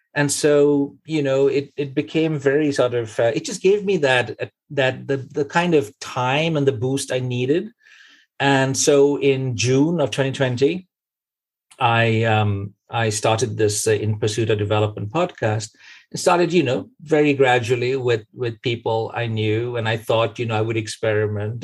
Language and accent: English; Kolkata, West Bengal, India; moved away as an adult; now in Norway; born in Calcutta, but lived most of our lives in the West